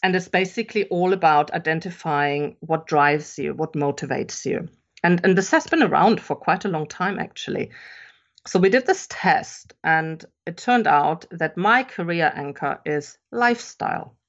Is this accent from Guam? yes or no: no; Germany; English is a second language; moved away as an adult; also born or lived in England; I'm actually German. I grew up in Germany and I've spent most of my adult life living abroad, though